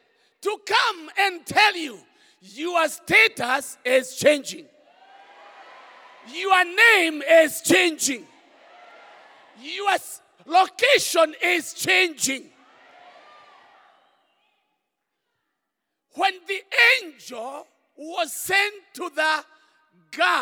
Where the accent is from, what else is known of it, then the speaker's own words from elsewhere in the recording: Kenya; English is a second language; many of us in Kenya, English is not the first language. English for me is a third language.